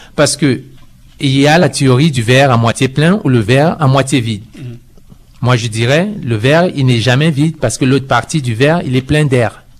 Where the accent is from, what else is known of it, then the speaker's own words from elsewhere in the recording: Cameroon; now in Canada; je viens du Cameroun et je suis au Canada euh, depuis 18 ans